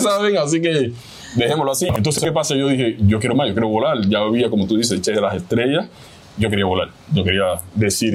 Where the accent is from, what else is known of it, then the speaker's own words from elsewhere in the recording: Havana, Cuba; moved away as an adult; also born or lived in Miami, United States; now in Georgia, United States; vengo de Cuba nací en Cuba, en La Habana, Cuba.